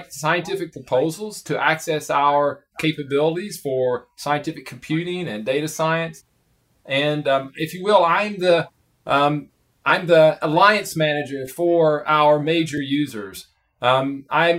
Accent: Prestonsburg, Kentucky, United States; moved away as an adult; now in Oak Ridge, United States; I grew up in a small town in Kentucky, just about 200 miles from Oak Ridge, called Prestonsburg, Kentucky

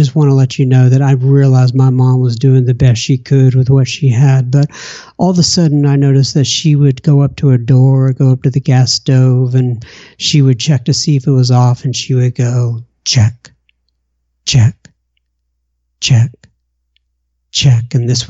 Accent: Bangor, Maine, United States; born there; They came back over here, moved back over here, and I was born in Bangor, Maine. I was an Air Force brat for the first 6 years of my life.

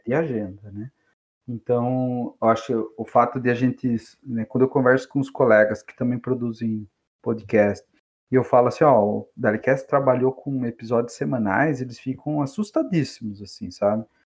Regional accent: Capão Bonito, São Paulo, Brazil; eu, que sou lá de Capão Bonito

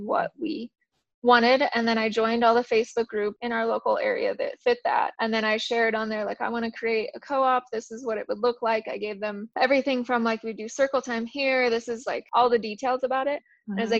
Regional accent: Colorado, United States; also born or lived in Kansas; I grew up mainly in Colorado, but I did live in Kansas when I was very young

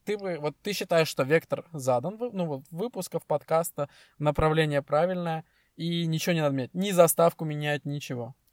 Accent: Estonia; мы из Эстонии

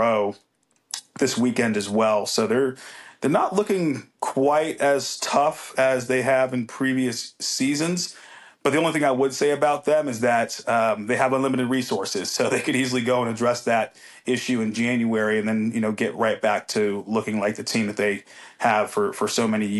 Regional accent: United States; I am still American

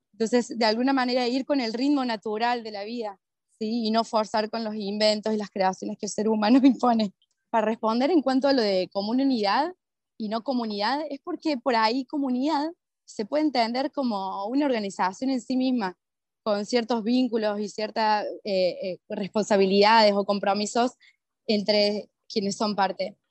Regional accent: Córdoba, Argentina; moved away as an adult; also born or lived in Lima, Peru; soy de Córdoba, Argentina, ¿verdad? Como que siempre he vivido en comunidad, que fue nuestra comunidad judía de la colectividad de Córdoba

